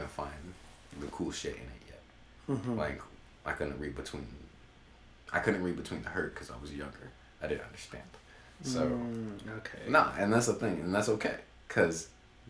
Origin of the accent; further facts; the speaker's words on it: Sacramento, California, United States; I'm from California, from Sacramento.